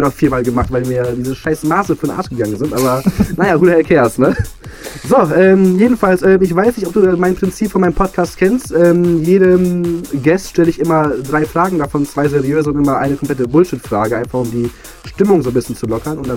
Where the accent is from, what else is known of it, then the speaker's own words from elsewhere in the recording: Poland; Also ich war, glaube ich, äh, abgesehen von Polen, mein Heimatort, war ich in zwei, drei verschiedenen Ländern.